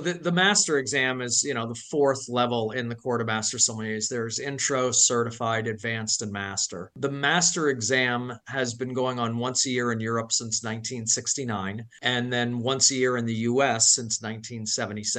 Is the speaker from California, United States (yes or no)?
no; Washington, District of Columbia, United States; also born or lived in Macau, China; now in San Francisco, United States; I grew up on the East Coast, actually, in Washington, D.C.